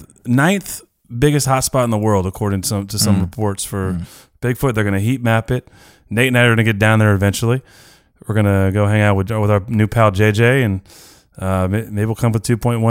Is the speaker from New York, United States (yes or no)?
no; Chico, California, United States; now in the South, United States; I love my people in my hometown up in Chico, California